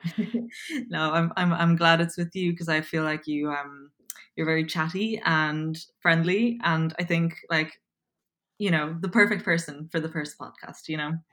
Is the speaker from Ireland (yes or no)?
yes; Dublin, Leinster, Ireland; accent: Irish; also born or lived in Poland; I'm originally from Poland. Um, I moved to Dublin, Ireland when I was seven